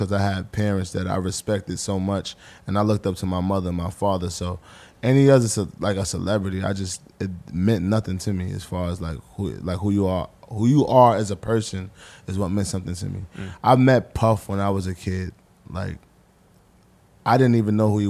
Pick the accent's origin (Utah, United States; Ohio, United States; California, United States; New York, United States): New York, United States; New York City; moved away as an adult; also born or lived in Jersey; now in New Jersey, United States; I'm the kid from Harlem